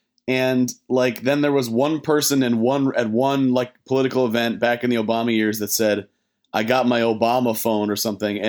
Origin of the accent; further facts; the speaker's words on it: United States; just as an American